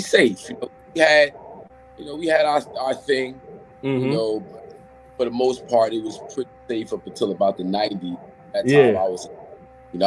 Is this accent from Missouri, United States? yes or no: no; Orange, New Jersey, United States; Born in Orange, raised in Orange, New Jersey